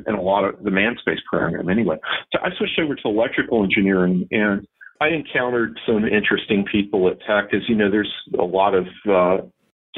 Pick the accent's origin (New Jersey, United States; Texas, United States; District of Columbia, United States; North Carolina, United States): North Carolina, United States; also born or lived in Seymour Johnson Air Force Base, North Carolina; now in Savannah, United States; growing up in North Carolina with the mountains and the rocks